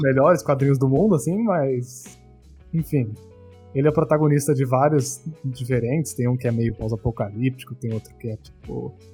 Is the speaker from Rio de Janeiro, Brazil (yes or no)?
no; Bauru, São Paulo, Brazil; now in São Paulo, Brazil; eu sou de Bauru. Eu era de Bauru, eu morava no interior. E hoje eu moro em São Paulo.